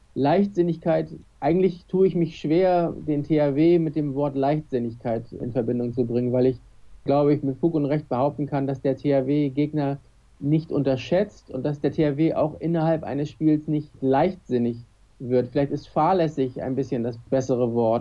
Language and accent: German; Kiel, Schleswig-Holstein, Germany; als Kieler